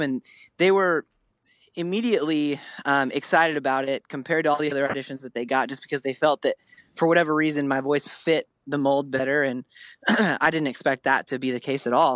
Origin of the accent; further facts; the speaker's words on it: Spokane, Washington, United States; moved away; I'm from the Northwest